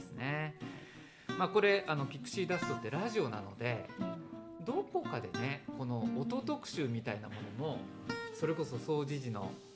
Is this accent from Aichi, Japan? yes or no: yes; Aichi, Japan; moved away; 私は愛知県の田舎育ちで家の周りが全部田んぼだったんですね。